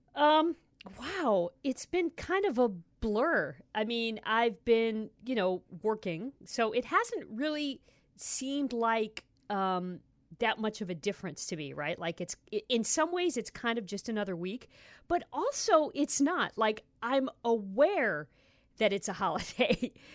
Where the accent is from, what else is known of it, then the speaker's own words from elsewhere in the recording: Ohio, United States; moved away; I grew up in Ohio.